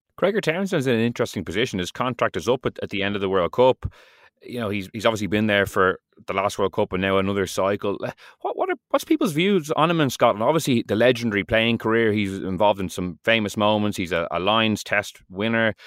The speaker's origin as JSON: {"language": "English", "country": "Ireland", "said": "we're completely off base as an Irish rugby public"}